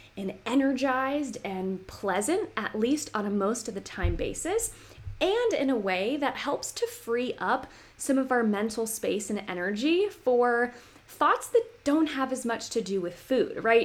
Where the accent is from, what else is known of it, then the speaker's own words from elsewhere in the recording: Roanoke, Virginia, United States; now in Washington, D.C. area, United States; I'm from the Roanoke area originally, so not too far there from Lynchburg, but now I'm in the, the DC area